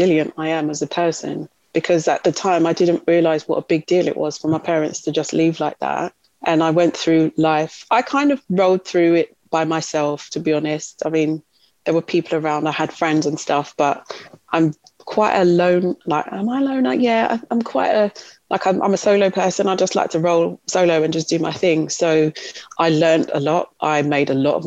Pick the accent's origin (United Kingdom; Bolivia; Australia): United Kingdom; Kent, South East England; also born or lived in Leicester / London; We grew up in Kent. So we grew up outside of London.